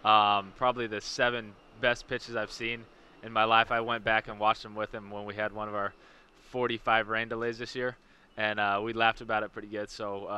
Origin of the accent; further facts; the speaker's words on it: Corvallis, Oregon, United States; moved away; also born or lived in California / Washington; I was born in Corvallis, Oregon